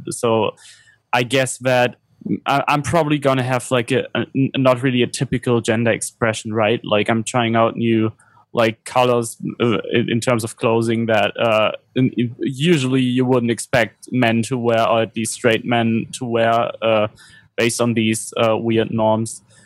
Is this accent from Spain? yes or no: no; Germany; growing up in Germany